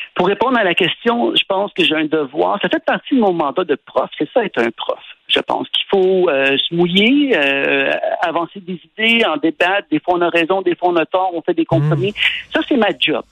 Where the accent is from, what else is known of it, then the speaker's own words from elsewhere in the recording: Quebec, Canada; je suis un Québécois